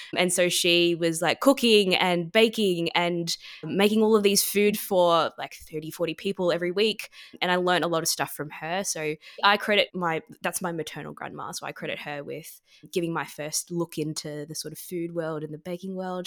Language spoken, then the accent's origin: English; Melbourne, Victoria, Australia; growing up in Melbourne and in Australia